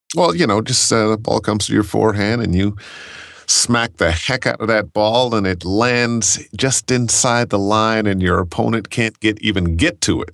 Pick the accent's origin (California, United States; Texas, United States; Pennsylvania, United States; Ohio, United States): Ohio, United States; Cleveland; I grew up in Cleveland